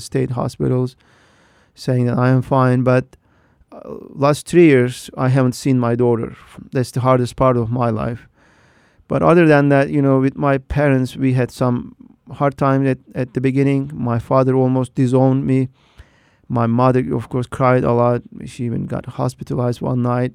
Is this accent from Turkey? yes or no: yes; Turkey; moved away as an adult; now in United States; I grew up in Turkey with a you know, the very Duat Muslim family.